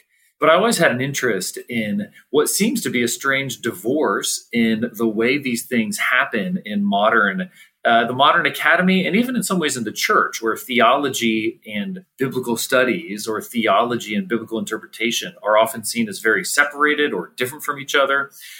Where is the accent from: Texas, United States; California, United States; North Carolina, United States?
California, United States; San Francisco Bay Area; I grew up in the San Francisco Bay Area.